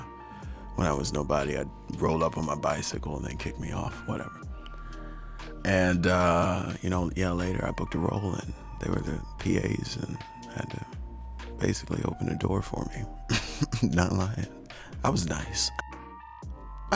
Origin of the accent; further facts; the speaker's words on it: Shreveport, Louisiana, United States; my hometown in Shreveport